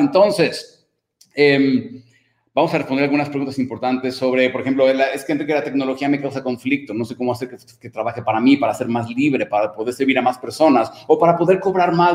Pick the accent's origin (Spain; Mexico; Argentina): Mexico; como decimos en México